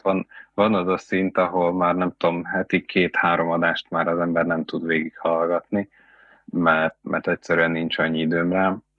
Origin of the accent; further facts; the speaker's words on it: Veszprém, Veszprém County, Hungary; nem tagadjuk, hogy mi Veszprémiek vagyunk